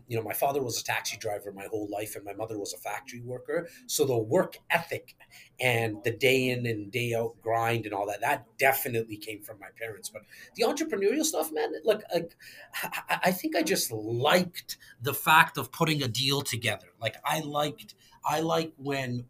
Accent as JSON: {"language": "English", "town": "Toronto", "region": "Ontario", "country": "Canada", "tie": "born or raised there", "said": "born and raised in Toronto, Canada"}